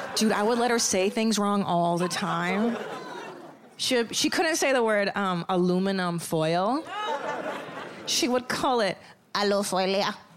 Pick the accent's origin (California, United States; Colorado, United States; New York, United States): California, United States; Los Angeles; I'm from Los Angeles.